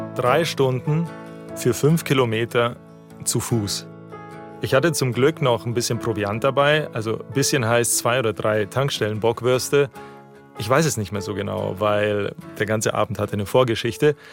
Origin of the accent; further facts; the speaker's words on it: Volkratshofen, Bavaria, Germany; moved away; Vollgratshofer. So heißt meine 1400 Einwohner Metropole zwischen Buxach und Eitrach